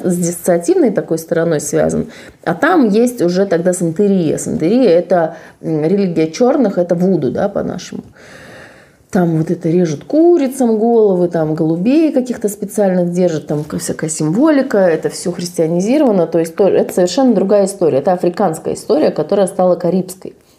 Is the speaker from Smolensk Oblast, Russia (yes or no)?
no; Saint Petersburg, Russia; я из Санкт-Петербурга